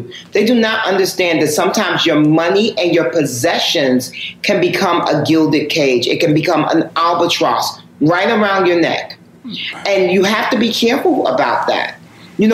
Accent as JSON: {"language": "English", "region": "New York", "country": "United States", "tie": "born or raised there", "said": "see, I'm the first generation of hip hop. And mm-hmm. I'm born and raised in New York. So hip hop is my thing."}